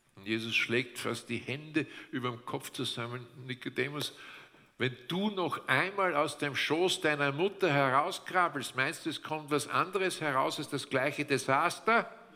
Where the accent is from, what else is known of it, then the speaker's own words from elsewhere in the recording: Austria; bei uns in Österreich